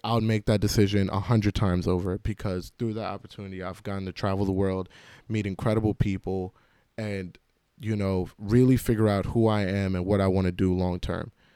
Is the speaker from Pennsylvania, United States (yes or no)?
no; New York City, New York, United States; I grew up in New York City